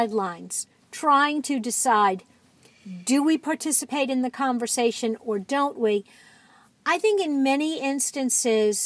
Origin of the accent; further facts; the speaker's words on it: New York, United States; moved away; I'm from New York. I have a lot of friends and family there.